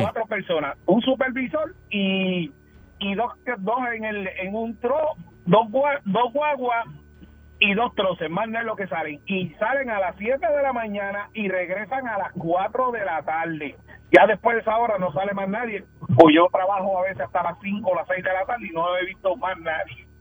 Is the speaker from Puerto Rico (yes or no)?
yes; San Lorenzo, Puerto Rico; en mi pueblo, que, que, que es en San Lorenzo